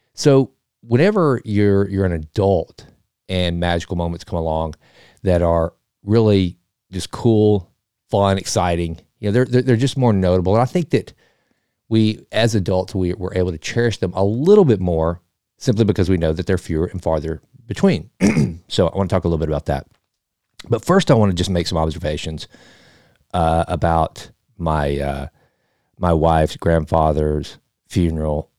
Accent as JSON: {"language": "English", "region": "Texas", "country": "United States", "said": "I'm from Texas"}